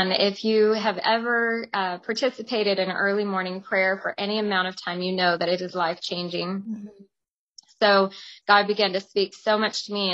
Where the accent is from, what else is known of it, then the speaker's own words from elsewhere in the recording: Tucson, Arizona, United States; moved away as an adult; also born or lived in Stockton, California / Weed, California / Los Angeles, California; I was also born and raised in Tucson, Arizona